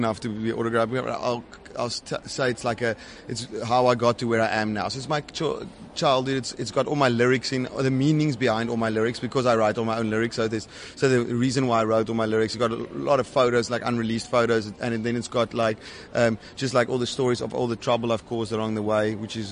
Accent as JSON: {"language": "English", "town": "Durbanville", "region": "Western Cape", "country": "South Africa", "tie": "born or raised there", "said": "in Cape Town, in Durbanville, which is really nice because it's my hometown as well"}